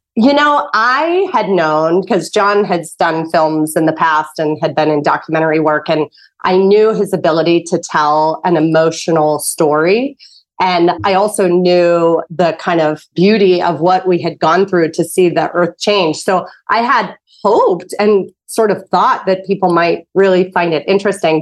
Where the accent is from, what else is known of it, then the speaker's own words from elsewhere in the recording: Pittsburgh, Pennsylvania, United States; you were from Pittsburgh, where I'm from